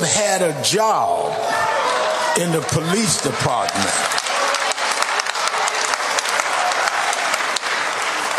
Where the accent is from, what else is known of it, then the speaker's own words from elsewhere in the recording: New York, United States; I became youth director of the chapter in New York